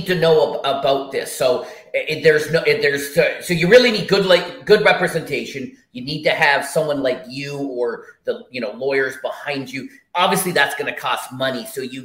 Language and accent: English; Canada; I'm the Canadian guy, so it's a little different up here